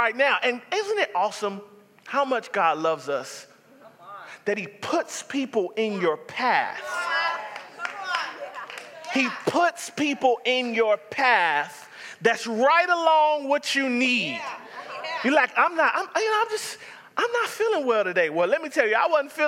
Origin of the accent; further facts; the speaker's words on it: the South, United States; I'm from the South.